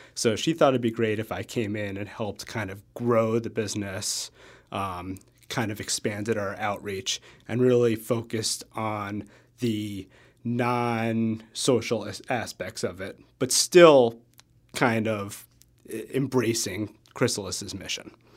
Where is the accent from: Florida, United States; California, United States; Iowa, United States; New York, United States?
New York, United States; now in Madison, United States; so I'm from New York